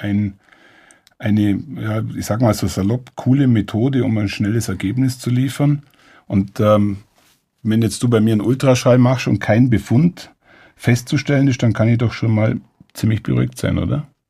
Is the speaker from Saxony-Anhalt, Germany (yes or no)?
no; Allgäu, Bavaria, Germany; als Allgäuer